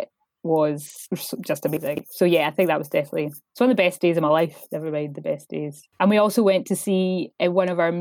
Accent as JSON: {"language": "English", "town": "Stirling", "region": "Scotland", "country": "United Kingdom", "moved": "yes", "lives_now": "Glasgow, United Kingdom", "said": "being from Stirling"}